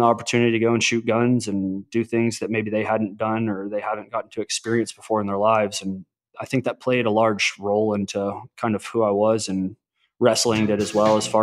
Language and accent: English; Arlington, Texas, United States; I grew up in Arlington, Texas, right in between Dallas and Fort Worth